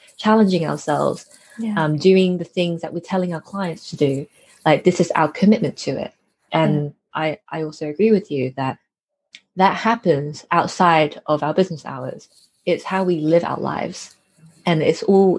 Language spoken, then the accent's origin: English; United Kingdom; I'm a British born Chinese person. So I'm a child of immigrants. And I was raised in a collectivist culture, but in an individualist society